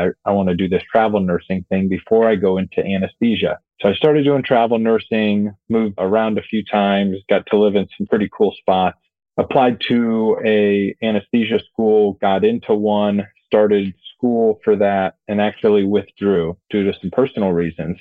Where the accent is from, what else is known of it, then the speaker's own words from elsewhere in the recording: Northeast Ohio, United States; moved away; I grew up in Northeast Ohio